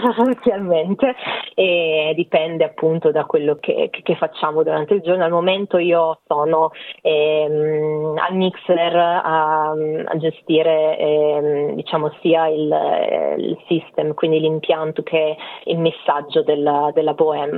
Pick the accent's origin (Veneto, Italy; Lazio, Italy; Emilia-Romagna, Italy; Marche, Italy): Marche, Italy; Pesaro; moved away as an adult; Ho dato ripetizioni di lingue privatamente a Pesaro, che è la mia città natale